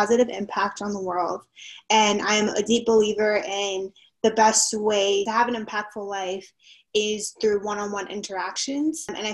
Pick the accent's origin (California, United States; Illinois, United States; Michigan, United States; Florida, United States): Florida, United States; Miami; moved away as an adult; also born or lived in Connecticut; now in North Carolina, United States; I'm from Miami, Florida, born and raised